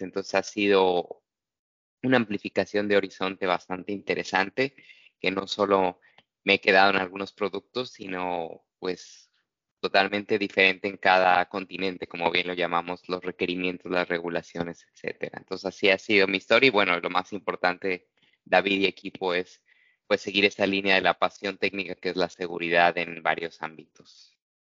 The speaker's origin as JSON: {"language": "Spanish", "country": "Mexico", "said": "soy mexicano"}